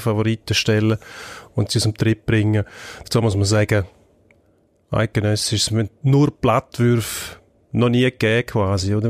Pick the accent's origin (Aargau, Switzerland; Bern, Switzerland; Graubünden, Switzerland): Graubünden, Switzerland; der Bündner als Bündner